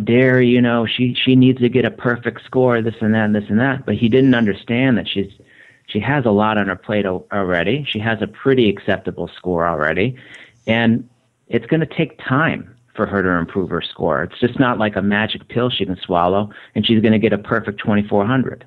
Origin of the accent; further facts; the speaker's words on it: Michigan, United States; also born or lived in Boston area; now in Boston, United States; I was raised in Michigan. It's different than New England, and I'm out of the Boston area